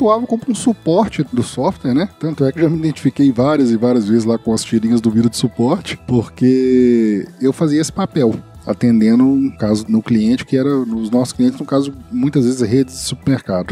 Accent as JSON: {"language": "Portuguese", "town": "Sete Lagoas", "region": "Minas Gerais", "country": "Brazil", "tie": "born or raised there", "moved": "yes", "said": "Eu nasci e agora resido novamente em Sete Lagoas, Minas Gerais. Nasci aqui em 72, 1972."}